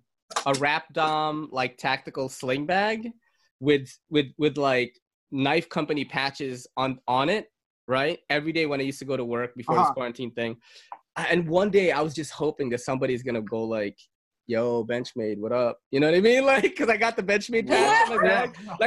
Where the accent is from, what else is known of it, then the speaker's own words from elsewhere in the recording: New York, United States; Because you're from Chicago and I'm from New York.